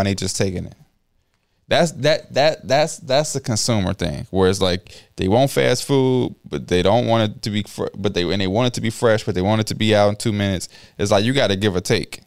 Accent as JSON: {"language": "English", "town": "Chicago", "region": "Illinois", "country": "United States", "said": "I'm from Chicago"}